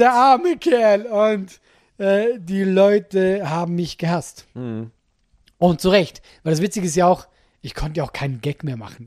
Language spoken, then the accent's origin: German; Solothurn, Switzerland